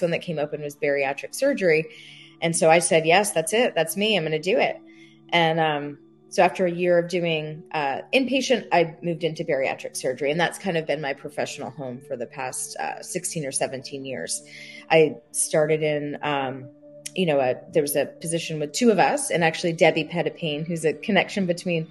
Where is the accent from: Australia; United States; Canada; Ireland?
United States; Long Island, New York; moved away as an adult; now in Charleston, United States; I'm from Long Island